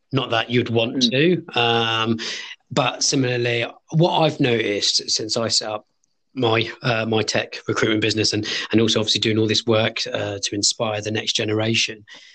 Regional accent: London, United Kingdom; now in Birmingham, United Kingdom; I'm originally from London

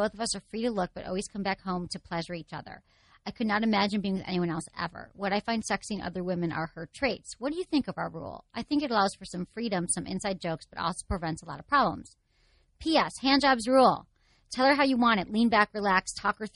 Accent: Michigan, United States; I'm from Michigan

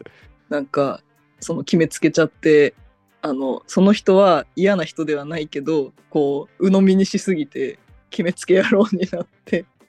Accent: Fukuoka, Japan; accent: Hakata dialect; moved away; 私は福岡出身

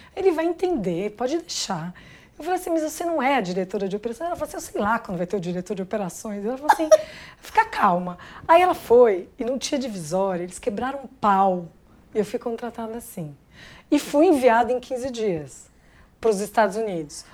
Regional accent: São Paulo, Brazil; nasci em São Paulo, mas minha família é do interior, então eu tenho pé na roça

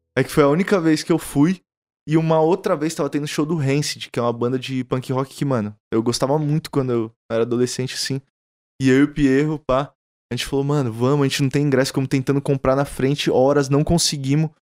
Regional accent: São Paulo, Brazil; Interlagos eu sempre fiquei muito por lá, sacou? Lá a gente se entende, todo mundo se conhece

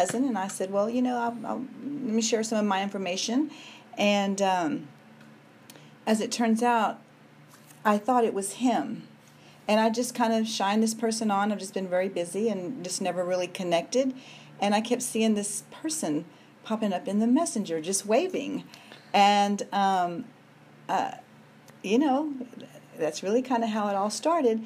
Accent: Houston, Texas, United States; moved away as an adult; also born or lived in Austin, Texas / Chattanooga, Tennessee; now in Tennessee, United States; Born and raised in Houston, Texas

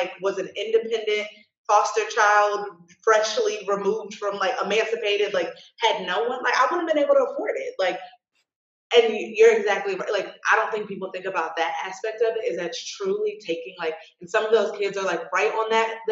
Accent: United States; being American

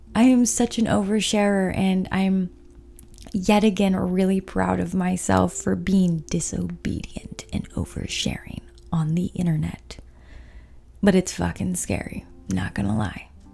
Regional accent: Utah, United States; growing up in Utah

